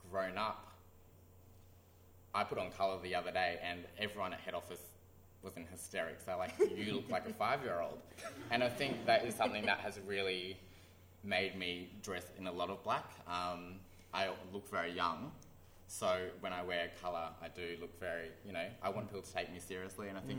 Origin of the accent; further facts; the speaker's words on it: Canberra, Australian Capital Territory, Australia; I grew up in Canberra